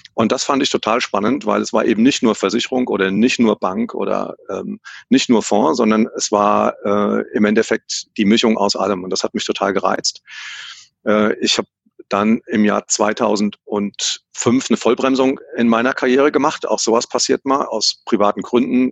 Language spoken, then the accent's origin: German; Hesse, Germany; accent: Hessian; wie man an meinem Slang vielleicht äh, merken kann, bin ich, bin ich Hesse